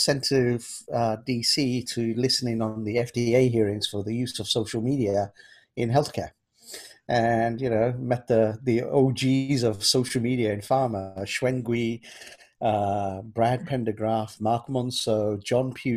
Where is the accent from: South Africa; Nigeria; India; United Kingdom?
United Kingdom; London; also born or lived in Kenya; growing up in London